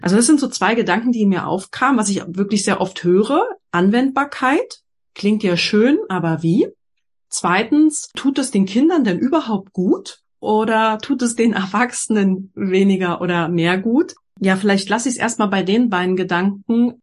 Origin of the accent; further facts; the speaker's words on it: Berlin, Germany; ich komme ja aus Berlin